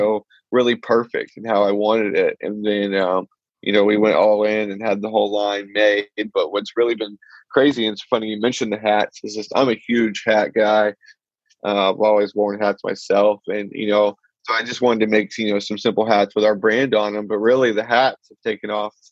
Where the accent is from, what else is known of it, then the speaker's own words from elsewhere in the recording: Mansfield, Texas, United States; I'm from Mansfield, so just right down the way